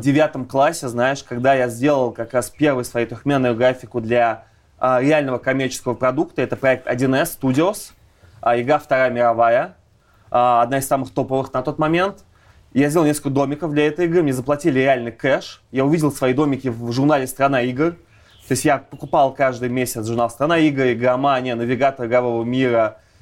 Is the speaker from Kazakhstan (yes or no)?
no; Ulyanovsk, Ulyanovsk Oblast, Russia; moved away; я из Ульяновска как раз